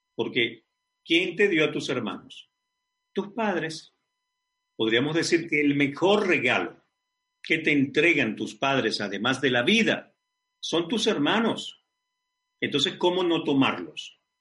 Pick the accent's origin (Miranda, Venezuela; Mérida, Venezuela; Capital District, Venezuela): Capital District, Venezuela; Caracas; moved away; Caracas, Venezuela, mi ciudad natal, mi país